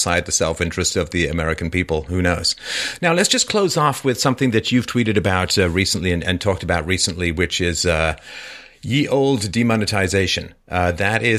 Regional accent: United Kingdom; I'm British

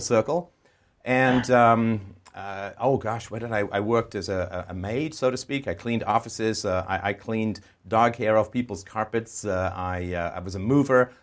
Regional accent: England, United Kingdom; moved away; also born or lived in Ireland / Canada; I was, uh, born in Ireland. I grew up in England. I was moved in the seventies with my family to Canada

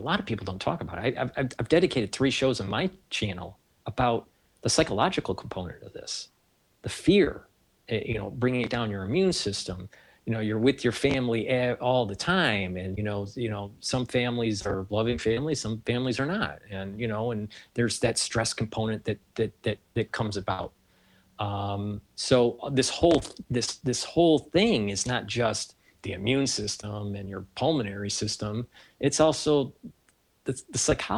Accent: Detroit, Michigan, United States; now in New York, United States; I'm from Detroit

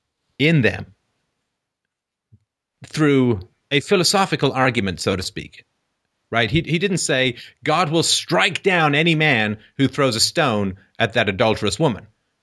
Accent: England, United Kingdom; the way I was raised in England was, how would you like it if, right?

